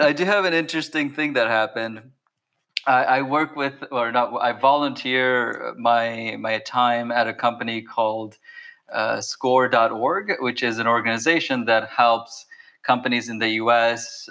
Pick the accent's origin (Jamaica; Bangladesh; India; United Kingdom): Bangladesh; moved away; I come from Bangladesh